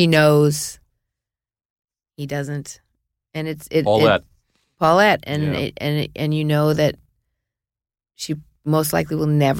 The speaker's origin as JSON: {"language": "English", "town": "Hollywood", "region": "California", "country": "United States", "tie": "born or raised there", "said": "We grew up in Hollywood, really grew up in here."}